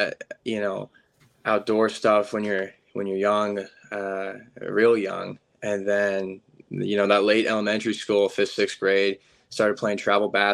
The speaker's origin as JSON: {"language": "English", "town": "Libby", "region": "Montana", "country": "United States", "tie": "born or raised there", "said": "I'm from Libby, Montana. It's an A school"}